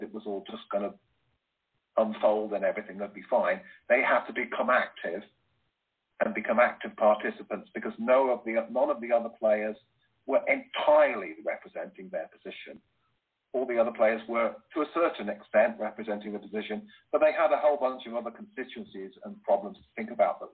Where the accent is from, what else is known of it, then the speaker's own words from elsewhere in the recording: United Kingdom; Being British